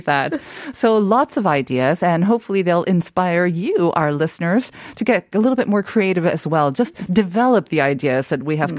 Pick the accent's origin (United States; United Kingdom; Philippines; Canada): Canada; now in Seoul, South Korea; I was growing up in Canada